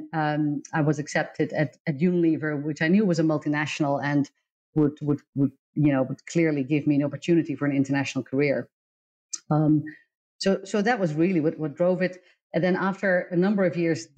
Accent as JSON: {"language": "English", "country": "Netherlands", "tie": "born or raised there", "also_born_or_lived": "Indonesia / United Kingdom / Singapore", "moved": "as an adult", "said": "I was born and raised in the Netherlands, but my father was from Indonesia"}